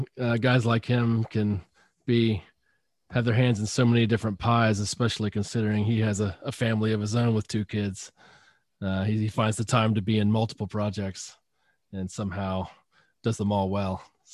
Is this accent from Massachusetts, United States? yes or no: no; Asheville, North Carolina, United States; moved away; came down to Asheville. I grew up here, but I floated back here